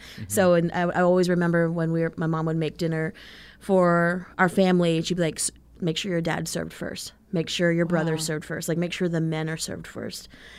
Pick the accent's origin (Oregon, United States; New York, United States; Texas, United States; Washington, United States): Texas, United States; But I'm also from Texas, so it's very Tex-Mex, and having that Texas pride, and it's like, Texas is bigger and better than everything.